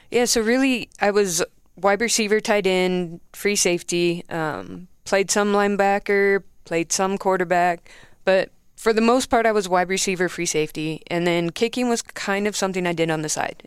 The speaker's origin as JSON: {"language": "English", "area": "near Los Angeles", "region": "California", "country": "United States", "moved": "yes", "said": "I'm from California, um, roundabout near L"}